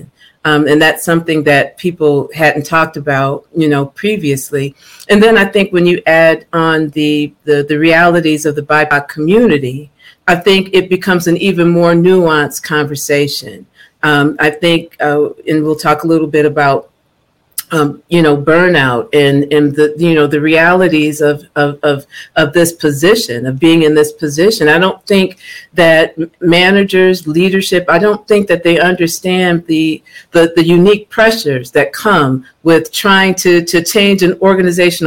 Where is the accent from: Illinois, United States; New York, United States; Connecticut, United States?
New York, United States; Buffalo; I hail from Buffalo, New York